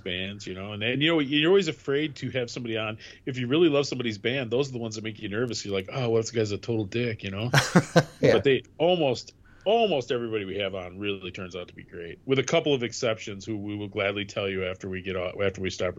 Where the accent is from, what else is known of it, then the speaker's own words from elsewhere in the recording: Grand Rapids, Michigan, United States; my hometown.